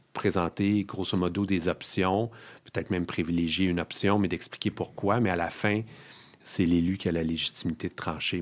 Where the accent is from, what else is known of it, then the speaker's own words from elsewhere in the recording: Outaouais, Quebec, Canada; moi, je suis originaire de l'Outaouais